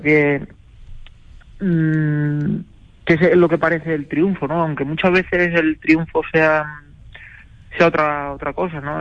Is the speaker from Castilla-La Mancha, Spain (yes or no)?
yes; Toledo, Castilla-La Mancha, Spain; aquí en España, en, Toledo, en, mi tierra